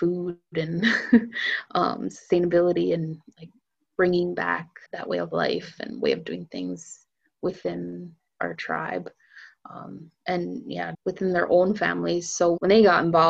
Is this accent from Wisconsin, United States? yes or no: yes; Menominee Reservation, Wisconsin, United States; also born or lived in Madison, Wisconsin; I grew up on the Menominee Reservation